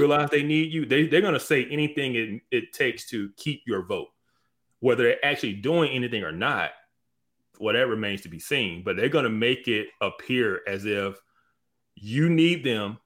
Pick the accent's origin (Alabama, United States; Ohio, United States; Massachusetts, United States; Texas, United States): Alabama, United States; I'm from Alabama